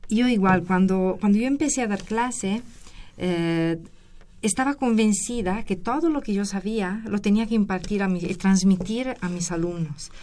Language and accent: Spanish; Italy; moved away as an adult; also born or lived in Querétaro, Mexico; now in Mexico City, Mexico; Yo la licenciatura la obtuve en Geología en Italia, soy de, soy de Italia.